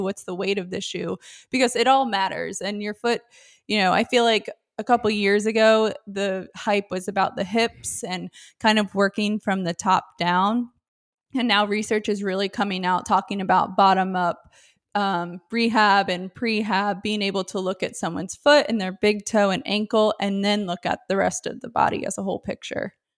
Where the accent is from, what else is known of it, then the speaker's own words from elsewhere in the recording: Richmond, Virginia, United States; also born or lived in Winchester, Virginia / Washington, D.C.; I grew up in Richmond